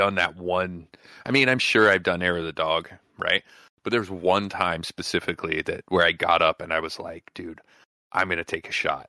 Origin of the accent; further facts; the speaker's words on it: Nevada, United States; in Nevada, growing up in Nevada and working at mines, right?